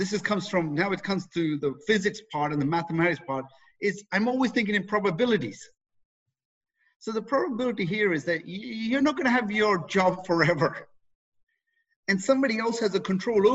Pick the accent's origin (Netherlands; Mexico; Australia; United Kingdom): United Kingdom; England; moved away as an adult; now in Canada; I was raised in England. Okay, brought up there, did all my schooling there, and in my early 20s, decided to leave there